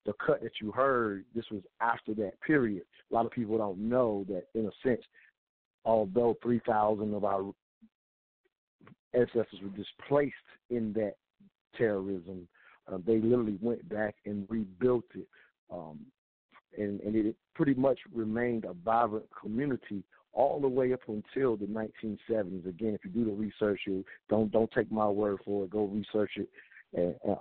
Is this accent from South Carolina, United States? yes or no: yes; upstate South Carolina, United States; I'm from South Carolina, upstate South Carolina